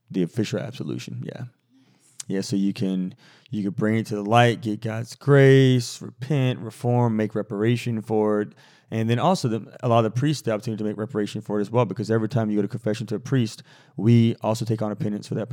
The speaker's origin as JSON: {"language": "English", "region": "Midwest", "country": "United States", "tie": "born or raised there", "said": "I was raised in the Midwest and was very unfamiliar with the Catholic faith."}